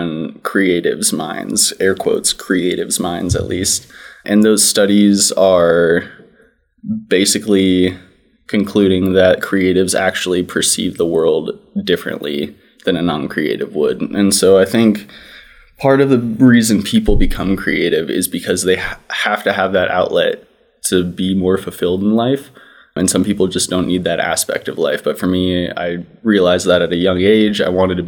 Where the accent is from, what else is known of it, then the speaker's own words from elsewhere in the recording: Montana, United States; also born or lived in Edwards, Colorado; moved out to Montana when I was 5. So from there on out, pretty much grew up here, did all my schooling here, went to college at MSU